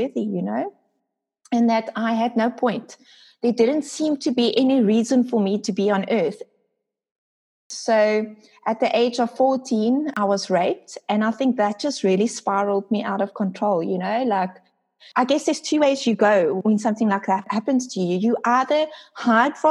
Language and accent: English; Port Elizabeth, Eastern Cape, South Africa; I am from South Africa, a small city called Port Elizabeth.